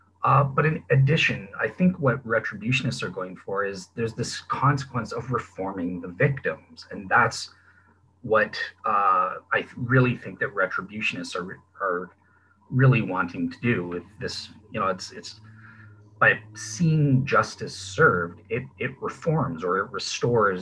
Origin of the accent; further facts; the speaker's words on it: Canada; I'm a Canadian